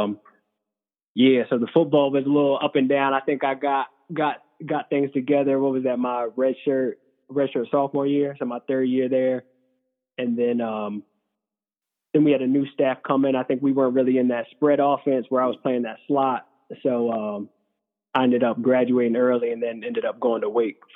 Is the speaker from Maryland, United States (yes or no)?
yes; Howard County, Maryland, United States; moved away as an adult; also born or lived in Nashville; I grew up in Howard County, Maryland